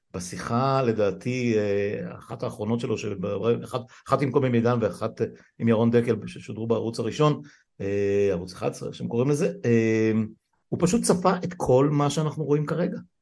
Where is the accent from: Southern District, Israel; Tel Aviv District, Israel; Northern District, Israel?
Northern District, Israel; Afula; אני גדלתי, נולדתי בעמק יזרעאל, גדלתי בליבה שלהם בעפולה